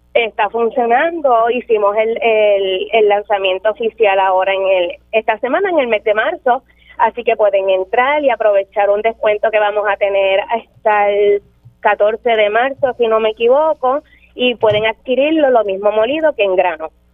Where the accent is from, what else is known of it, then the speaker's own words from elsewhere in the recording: Maricao, Puerto Rico; now in Las Marías, Puerto Rico; somos natural de Maricao, del pueblo de Maricao